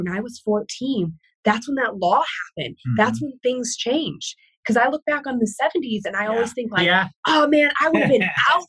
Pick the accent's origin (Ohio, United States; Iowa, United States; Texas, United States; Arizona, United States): Ohio, United States; Cleveland; moved away as an adult; also born or lived in Los Angeles; I grew up in Cleveland. I lived in LA. Now I live in a very white place